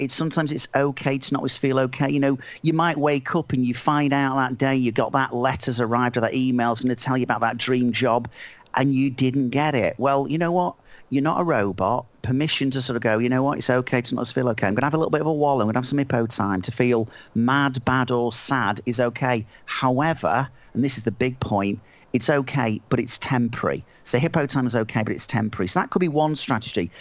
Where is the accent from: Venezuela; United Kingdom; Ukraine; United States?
United Kingdom; Manchester, North West England; I'm from Manchester